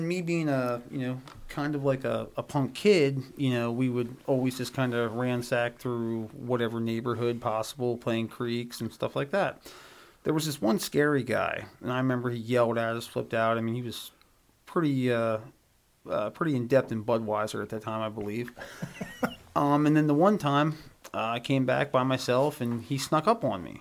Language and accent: English; Elizabethtown, United States; I grew up in Elizabethtown.